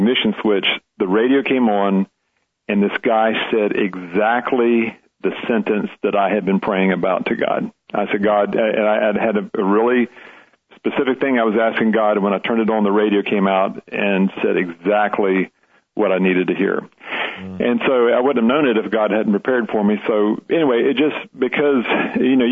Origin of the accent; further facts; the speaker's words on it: Leesburg, United States; my hometown church